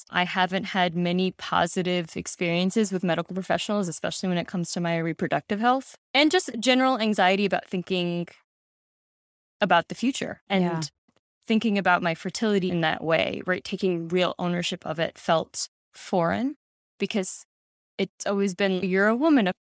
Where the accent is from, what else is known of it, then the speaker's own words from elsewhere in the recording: Pakistan; I'm Pakistani and grew up in a Muslim household, and there aren't a lot of Pakistani Muslim women talking about it.